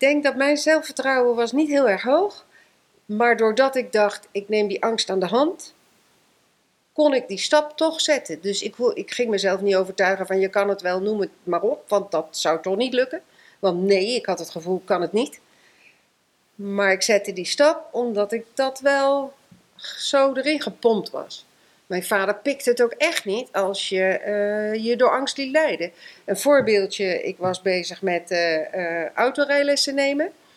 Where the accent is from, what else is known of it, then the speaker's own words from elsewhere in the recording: Eefde, Gelderland, Netherlands; ik ben geboren in Eefte, dat ligt bij Gorsel, vlak ehm, vlakbij Zutphen